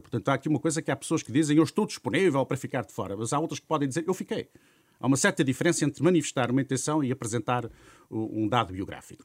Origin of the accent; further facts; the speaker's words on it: Amarante, Porto District, Portugal; em Amarante, até, que é a minha terra